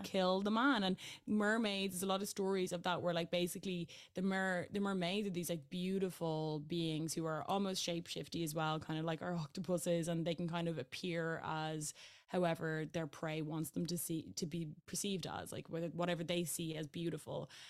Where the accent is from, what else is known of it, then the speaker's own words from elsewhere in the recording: Ireland; I am Irish